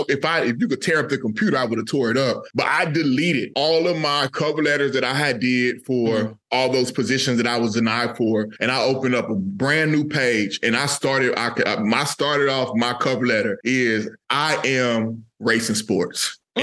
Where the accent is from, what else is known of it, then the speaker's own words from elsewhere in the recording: Texas, United States; moved away as an adult; now in North Carolina, United States; I grew up in Texas